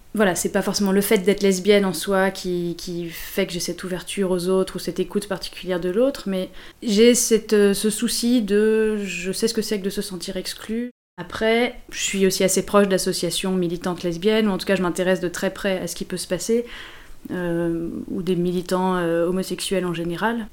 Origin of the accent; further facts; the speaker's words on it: Lyon, Auvergne-Rhône-Alpes, France; moved away as an adult; also born or lived in Paris; J'ai grandi à Lyon et je suis partie à Paris pour faire mes études